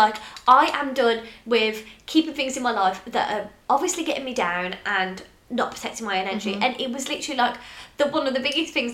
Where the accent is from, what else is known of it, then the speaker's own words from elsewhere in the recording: England, United Kingdom; we're from England